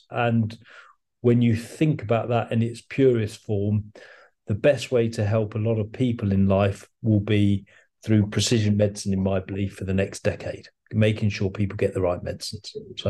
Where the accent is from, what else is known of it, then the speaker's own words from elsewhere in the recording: England, United Kingdom; now in Scotland; No, England. But as an Englishman in Scotland, it becomes really quite an interesting dynamic.